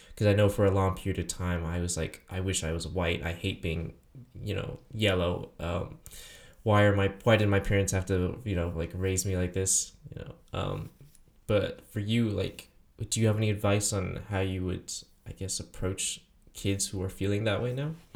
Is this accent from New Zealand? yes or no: no; Taiwan; moved away; I'm from Taiwan